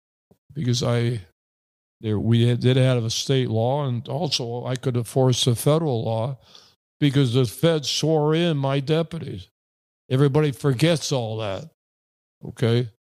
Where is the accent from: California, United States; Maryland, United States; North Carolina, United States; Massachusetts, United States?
Massachusetts, United States; Springfield; I'm a big Boston Celtics fan because I'm from Massachusetts, born and raised in Springfield, where basketball was discovered by Dr. Naismith.